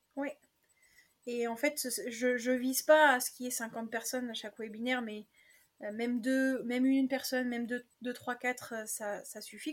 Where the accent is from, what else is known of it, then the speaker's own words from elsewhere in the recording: Picardy, Hauts-de-France, France; je suis originaire de Picardie